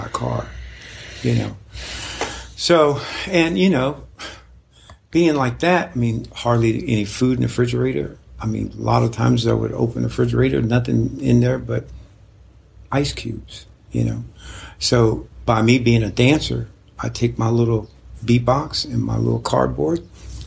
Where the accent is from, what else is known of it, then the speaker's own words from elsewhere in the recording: Pennsylvania, United States; also born or lived in Chestertown, Maryland / South Philadelphia; all life to this point, Pennsylvania